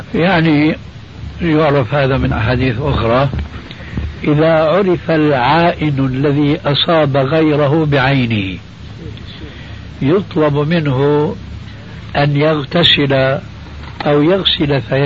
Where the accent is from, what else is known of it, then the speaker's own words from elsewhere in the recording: Syria; عندنا بالشام